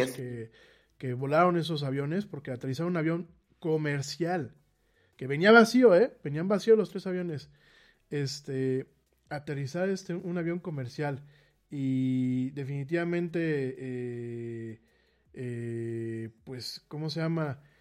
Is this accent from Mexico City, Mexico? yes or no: yes; Mexico City, Mexico; yo soy de la Ciudad de México